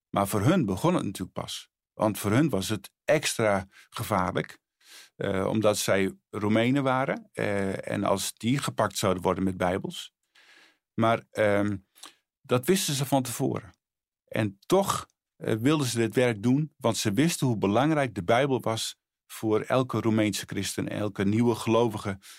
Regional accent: Friesland, Netherlands; moved away as an adult; also born or lived in Bolsward / Sneek; now in Harderwijk, Netherlands; Ik ben geboren in Friesland.

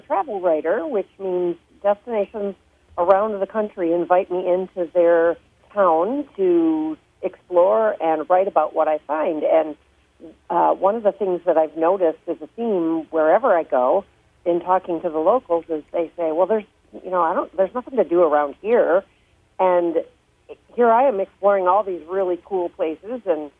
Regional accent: Holland, Michigan, United States; Holland is my hometown

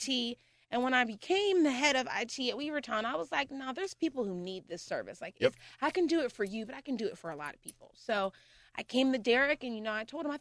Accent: Pittsburgh, Pennsylvania, United States; also born or lived in Murrysville, Pennsylvania; I'm a heart from the Pittsburgh girl. I graduated from Oakland Catholic.

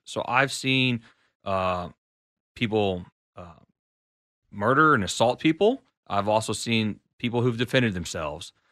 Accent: College Station, Texas, United States; now in Austin, United States; I was raised and grew up out in College Station, Texas.

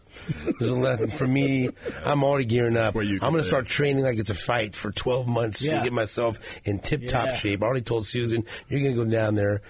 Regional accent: Kansas City, Missouri, United States; Nate and I growing up in Kansas City

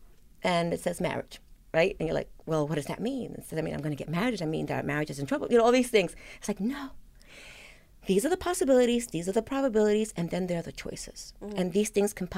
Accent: New York City, New York, United States; I grew up in the South Bronx

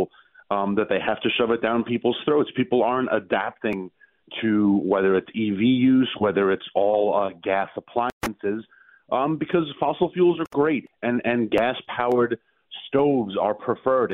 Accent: New York, United States; also born or lived in rural Virginia; now in Virginia, United States; I'm originally from New York State and my whole family is still there

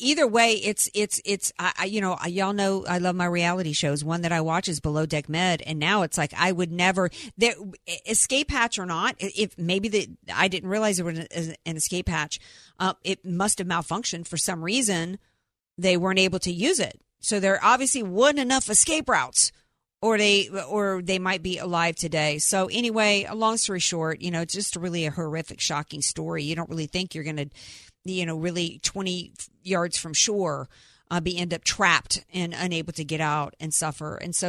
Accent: the South, United States; as somebody who spent most of my life growing up in the South around hurricanes

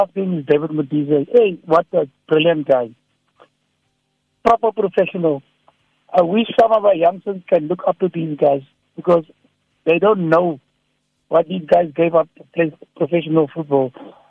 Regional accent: Cape Town, Western Cape, South Africa; I'm from Bishop Lavis in Cape Town.

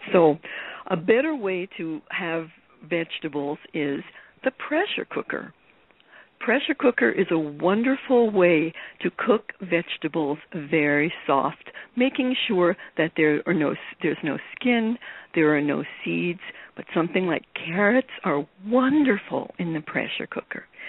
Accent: New York City, New York, United States; I grew up in New York City

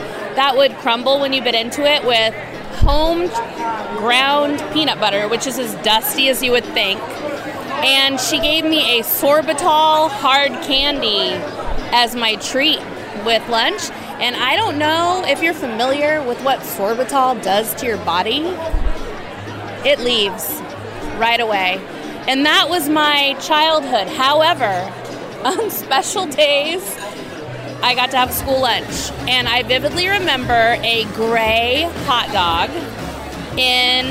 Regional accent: Austin, Texas, United States; I'm from Austin, Texas

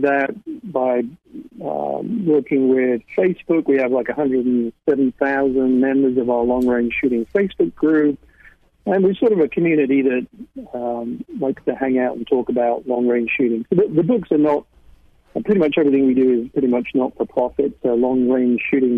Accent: United Kingdom; moved away; I grew up in the United Kingdom

